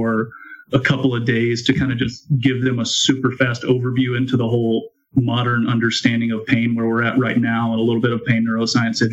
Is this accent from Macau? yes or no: no; Texas, United States; I have been born and raised in Texas. Have never really lived anywhere else.